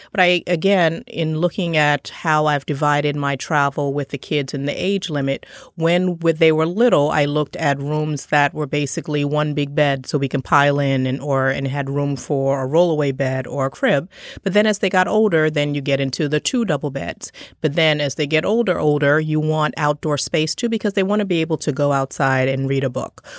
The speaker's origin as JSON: {"language": "English", "country": "Trinidad & Tobago", "tie": "born or raised there", "said": "I was born in Trinidad"}